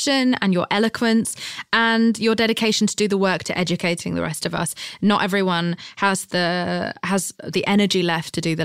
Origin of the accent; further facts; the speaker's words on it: United Kingdom; I'm British